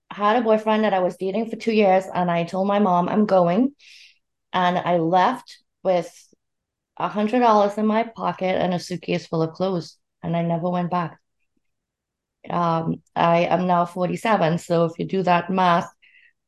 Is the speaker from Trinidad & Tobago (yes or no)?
yes; Trinidad & Tobago; moved away as an adult; now in Long Island, New York, United States; I am from Trinidad and Tobago in the Caribbean